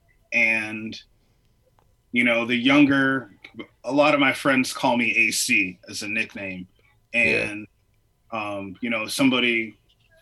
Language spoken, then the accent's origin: English; Michigan, United States; now in Chicago, United States; I'm originally from Michigan